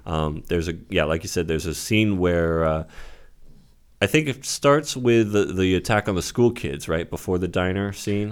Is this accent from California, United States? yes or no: yes; Santa Rosa, California, United States; Santa Rosa, my hometown